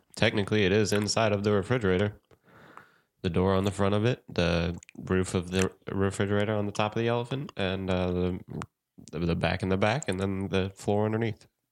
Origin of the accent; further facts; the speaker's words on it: St. Louis, Missouri, United States; moved away; I'm about to move back to my hometown, Saint Louis